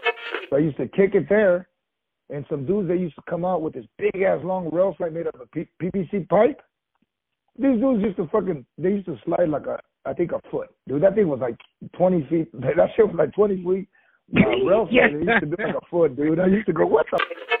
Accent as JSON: {"language": "English", "town": "Los Angeles", "region": "California", "country": "United States", "tie": "born or raised there", "also_born_or_lived": "South Gate, California", "said": "I grew up in Watts"}